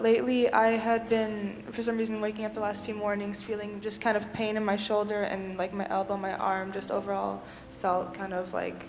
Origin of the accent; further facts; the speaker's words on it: Walla Walla, Washington, United States; from Walla Walla.